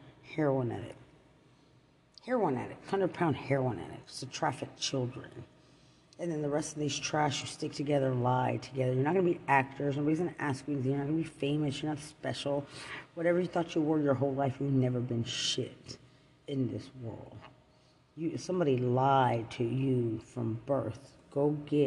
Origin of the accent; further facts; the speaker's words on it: Lubbock, Texas, United States; I'm from Lubbock, so is my daughter